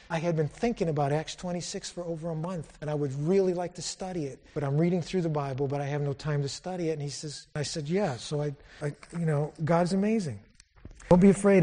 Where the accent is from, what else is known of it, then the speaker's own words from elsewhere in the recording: Palm Bay, Florida, United States; I'm from Florida, Bombay, Florida.